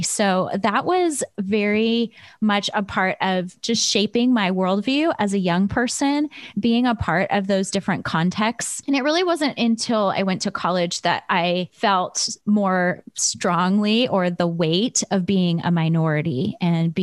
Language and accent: English; Chicago, Illinois, United States; also born or lived in Michigan; now in California, United States; I grew up in Chicago in the south side of the city